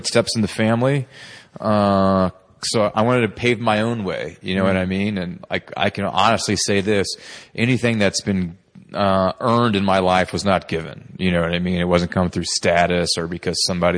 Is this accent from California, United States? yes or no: no; Texas, United States; a young male growing up in Texas